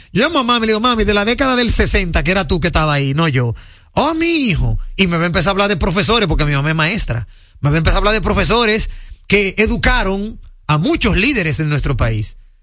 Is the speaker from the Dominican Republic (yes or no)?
yes; Dominican Republic; soy dominicano y, manejo aquí